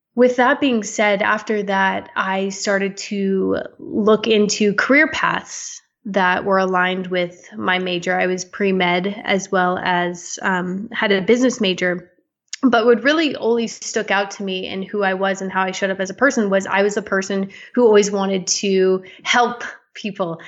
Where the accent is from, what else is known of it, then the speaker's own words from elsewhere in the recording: Las Vegas, Nevada, United States; now in Canada; I was born in Las Vegas, Nevada.